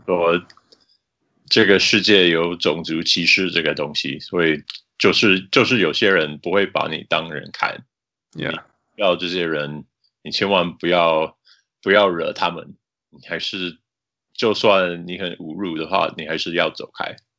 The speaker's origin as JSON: {"language": "Chinese", "town": "Salt Lake City", "region": "Utah", "country": "United States", "tie": "born or raised there", "said": "我长大在旁边的盐湖城啊"}